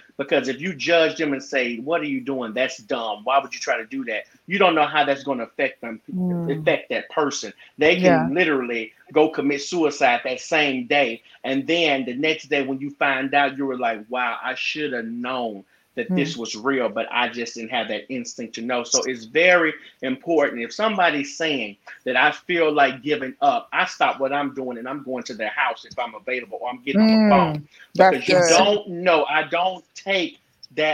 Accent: Gulfport, Mississippi, United States; I'm from Gulfport, Mississippi.

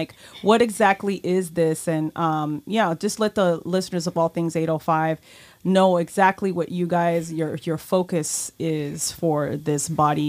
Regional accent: New York City, New York, United States; moved away as an adult; now in Ventura County, United States; I'm originally from Brooklyn, New York.

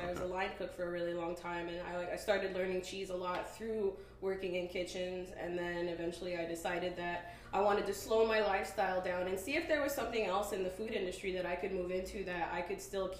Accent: Brooklyn, New York, United States; Brooklyn in the house.

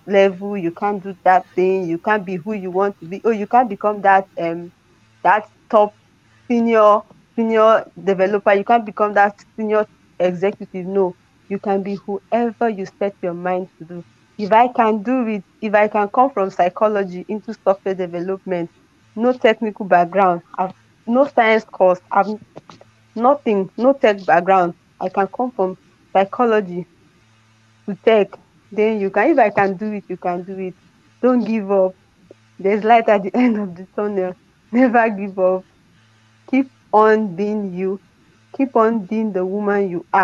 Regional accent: Niger State, Nigeria; also born or lived in Benue State / Kwara State; I was born in Niger State. I grew up. I did my secondary school, my primary school in Niger State

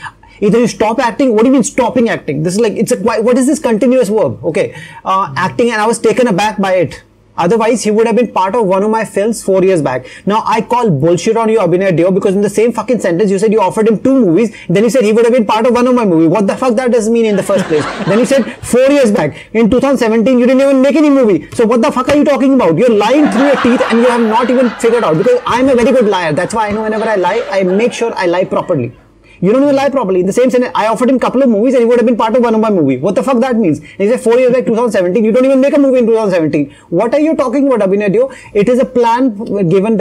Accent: India; as I'm Indian

